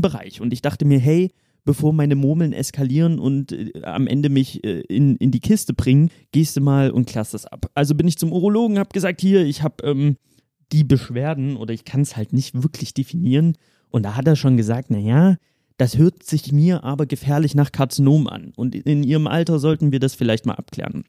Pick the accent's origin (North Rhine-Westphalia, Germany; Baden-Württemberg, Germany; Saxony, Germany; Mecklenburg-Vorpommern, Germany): Saxony, Germany; Dresden; moved away as an adult; now in Cologne, Germany; ich bin hier in Dresden geboren, meine Mutter ist Dresdnerin